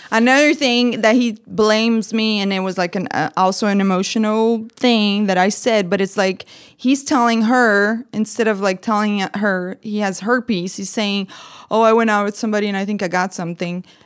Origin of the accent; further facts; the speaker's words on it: Brazil; English is a second language; now in United States; I'm from Brazil. I'm an immigrant